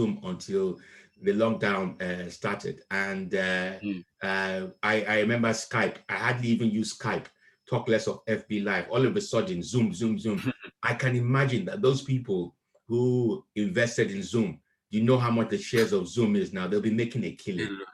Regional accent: Akure, Ondo, Nigeria; now in United Kingdom; I was raised in Nigeria briefly and from Akure.

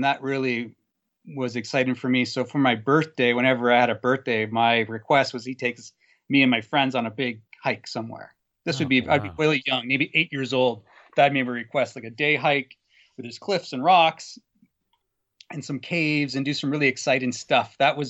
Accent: Guelph, Ontario, Canada; Sorry, I grew up in Guelph, which is probably about 20 minutes south of Elora.

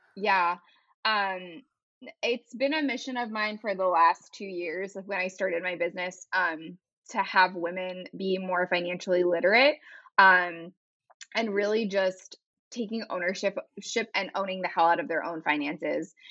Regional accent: California, United States; moved away as an adult; also born or lived in North Carolina; now in Raleigh, United States; I'm actually originally from California

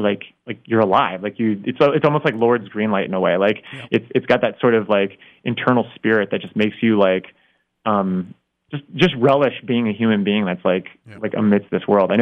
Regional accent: South Florida, United States; moved away; growing up in Florida

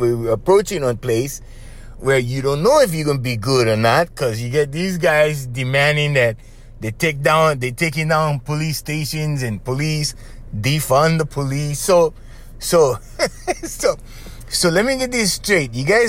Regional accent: United States; I saw all of that. I was very proud as an American. I was very proud of my son.

